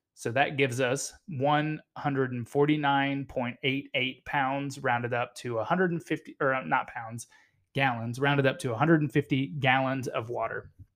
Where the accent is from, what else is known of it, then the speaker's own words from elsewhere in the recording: United States; I'm American